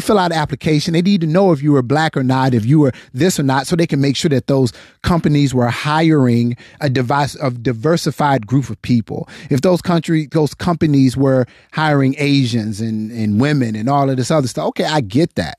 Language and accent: English; United States; I'm not from Africa. I was born here. I'm American.